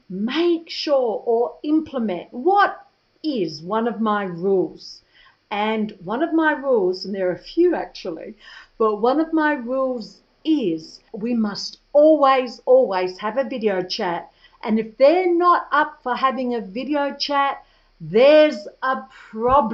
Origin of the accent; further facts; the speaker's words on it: Australia; moved away; spend a few more months in my home country